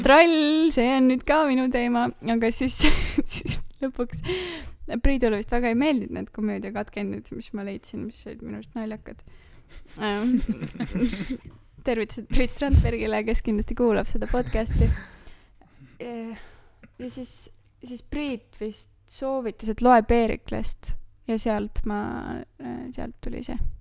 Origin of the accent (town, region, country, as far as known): Tartu, Tartu County, Estonia